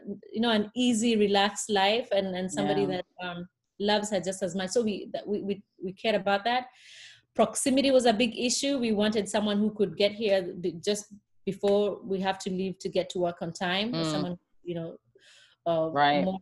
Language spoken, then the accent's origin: English; Kenya; moved away as an adult; also born or lived in Connecticut; now in Fort Worth, United States; I was born and raised in Kenya, surrounded by very many sisters and aunties and cousins